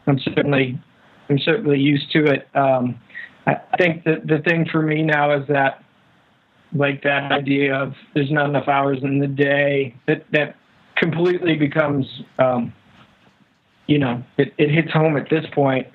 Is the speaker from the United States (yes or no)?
yes; St. Louis, Missouri, United States; now in Austin, United States; growing up in St. Louis